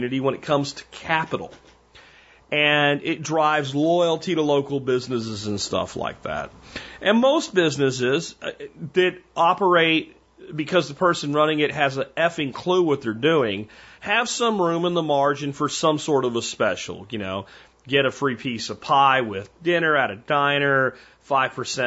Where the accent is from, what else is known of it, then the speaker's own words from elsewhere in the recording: Minersville, Pennsylvania, United States; moved away; also born or lived in Azle, Texas; I grew up in Minersville, Pottsville area, Pennsylvania